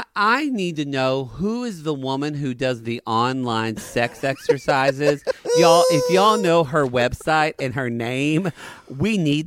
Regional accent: the South, United States; These are homosexuals we grew up with in the South.

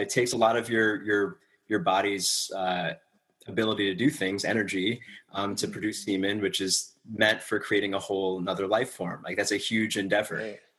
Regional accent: New York, United States; In New York.

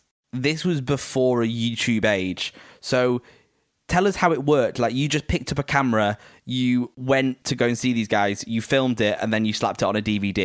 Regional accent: Preston, North West England, United Kingdom; I'm from Preston

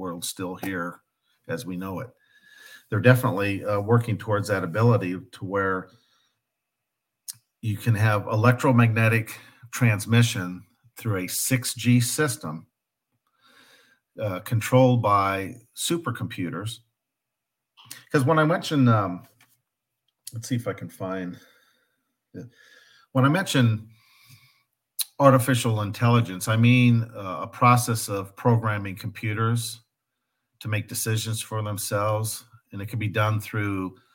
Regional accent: Midwest, United States; I grew up in the Midwest, so I'm comfortable with the culture of the Midwest

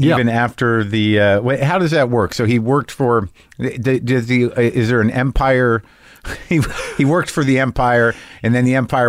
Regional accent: New Mexico, United States; also born or lived in New Jersey; I grew up in New Mexico, born in New Jersey, Most of the formative years, though, second grade through high school in New Mexico.

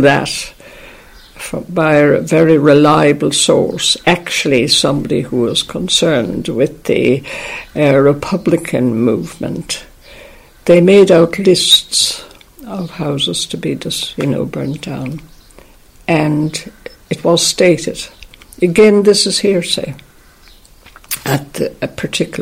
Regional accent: Ireland; we always thought of ourselves as Irish

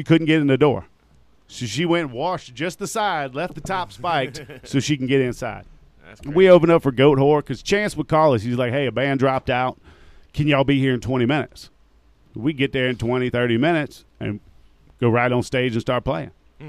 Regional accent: Baker, Louisiana, United States; Great Baker, Louisiana.

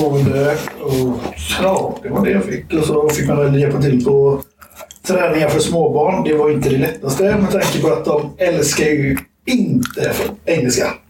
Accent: Sweden; vi var från Sverige

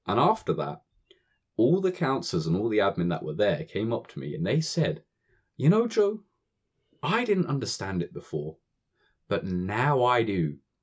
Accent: United Kingdom

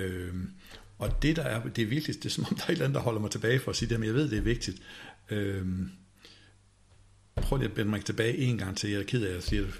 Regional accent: Denmark; som danskere

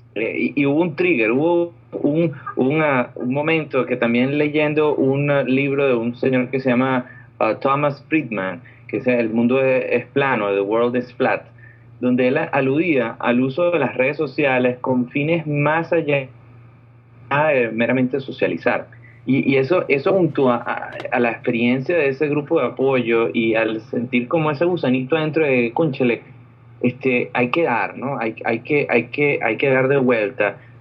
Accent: Venezuela; moved away as an adult; also born or lived in Orlando, United States; now in California, United States

